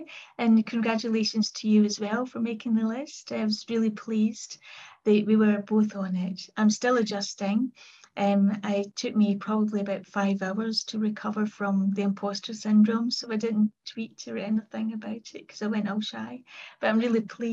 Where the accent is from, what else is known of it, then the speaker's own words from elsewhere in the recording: Kilmarnock, Scotland, United Kingdom; I was brought up in Kilmarnock in the southwest of Scotland.